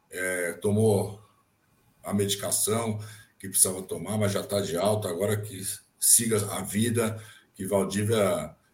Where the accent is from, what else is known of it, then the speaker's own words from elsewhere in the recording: São Paulo, Brazil; moved away as an adult; now in Jundiaí, Brazil; Eu, na verdade, sou paulistano, eu mudei para Jundiaí após a faculdade. Hoje eu já me considero um jundiaiense, né?